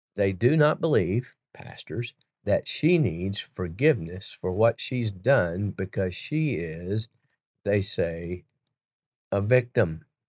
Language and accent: English; Chattanooga, Tennessee, United States; Chattanooga, Tennessee, my hometown